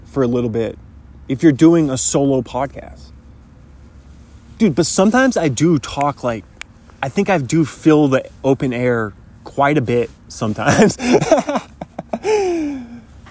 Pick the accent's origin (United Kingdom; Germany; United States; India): United States; Pacific Northwest; I happen to be born in the number one country, but also in the coolest part of that country, being from the Pacific Northwest